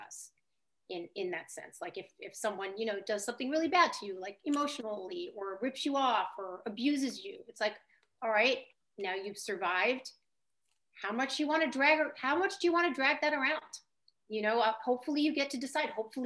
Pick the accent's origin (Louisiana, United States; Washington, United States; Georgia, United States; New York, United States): New York, United States; New York City; I grew up near Montague Street